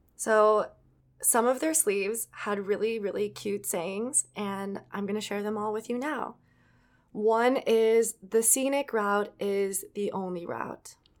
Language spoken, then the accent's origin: English; Edina, Minnesota, United States; it's the city that I grew up